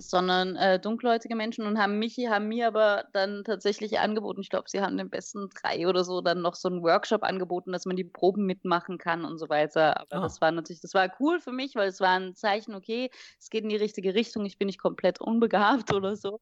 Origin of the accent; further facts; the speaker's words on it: Vienna, Austria; also born or lived in Wiesbaden-Niedernhausen, Germany / Singapore / London; now in Berlin, Germany; ich bin ja in Wien hauptsächlich aufgewachsen